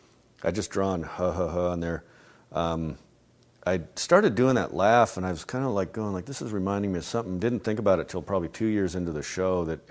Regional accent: Albuquerque, New Mexico, United States; I grew up in Albuquerque, New Mexico

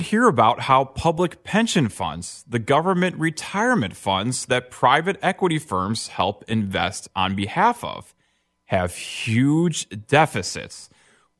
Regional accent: Illinois, United States; my home state

